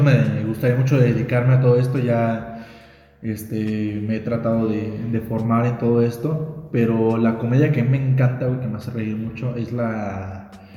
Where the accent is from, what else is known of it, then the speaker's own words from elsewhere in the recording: Mexico; siendo mexicanos, sabemos cómo somos